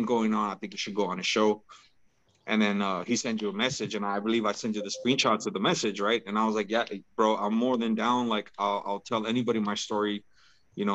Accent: Rio Bravo, California, United States; also born or lived in Mexico; We grew up in the mean streets of Rio Bravo

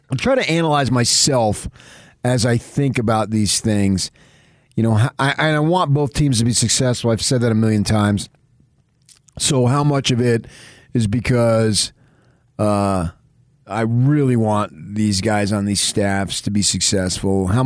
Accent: Jonesboro, Arkansas, United States; Although we're brothers from Jonesboro, Arkansas.

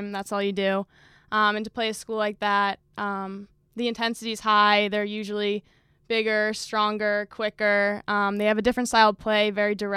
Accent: northeast Massachusetts, United States; I live very northeast in Massachusetts.

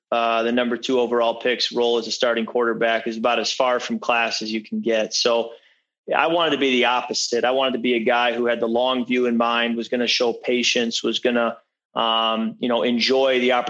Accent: Michigan, United States; moved away as an adult; also born or lived in Washington; now in Minnesota, United States; I'm growing up in Michigan.

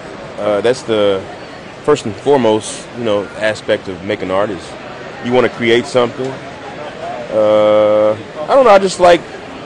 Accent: Lexington, Kentucky, United States; I'm from Lexington, Kentucky.

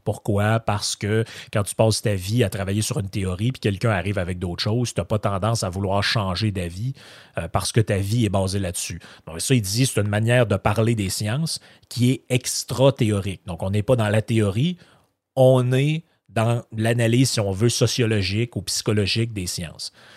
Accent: Quebec, Canada; je suis né au Québec, ma famille est ici

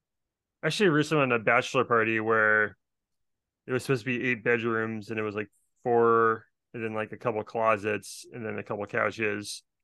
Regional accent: Brooklyn, New York, United States; Like, I mean, I'm just from Brooklyn.

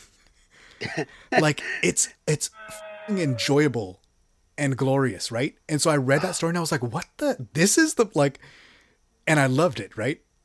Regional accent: Texas, United States; I'm from Texas

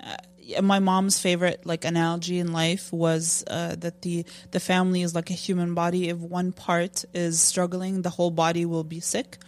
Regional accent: Jordan; moved away; I grew up in Jordan

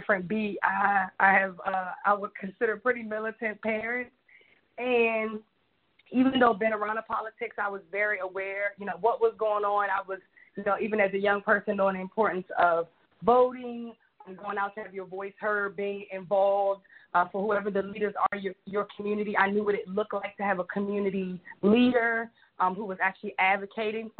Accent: Washington, District of Columbia, United States; I'm a D.C. native. I actually grew up in near Anacostia Park

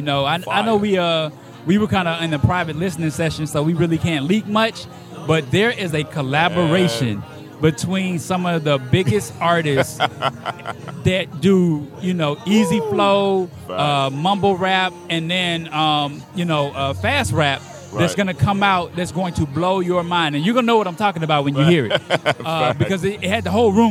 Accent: the South, United States; I'm from the South

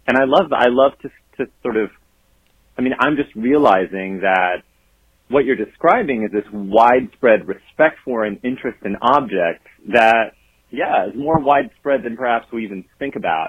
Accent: the South, United States; I was growing up in the South, and it's just kind of what boys had to do in the rural culture that I grew up in.

